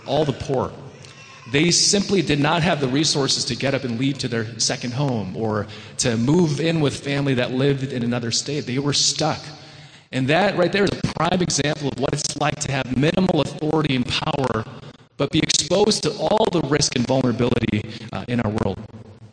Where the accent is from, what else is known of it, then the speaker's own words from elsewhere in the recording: Wheaton, Illinois, United States; now in New York, United States; I grew up in the Chicago suburbs in Wheaton, the Disneyland of America